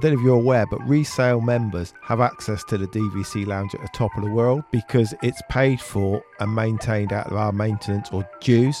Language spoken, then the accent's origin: English; United Kingdom; we're British.